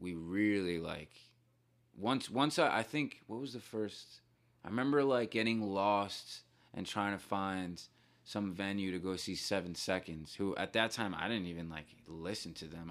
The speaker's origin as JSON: {"language": "English", "town": "Bayonne", "region": "New Jersey", "country": "United States", "tie": "born or raised there", "said": "So I grew up in a town called Bayonne"}